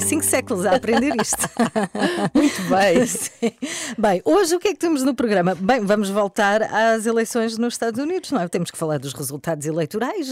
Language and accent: Portuguese; Albufeira, Algarve, Portugal; moved away as an adult; now in Lisbon, Portugal; Eu sou do Algarve